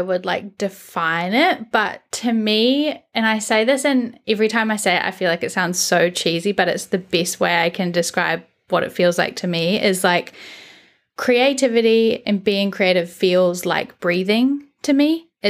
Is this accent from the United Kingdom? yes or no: yes; United Kingdom; now in New Zealand; I am British originally. I live in New Zealand now, and my pronouns are she, her, and I am currently 28.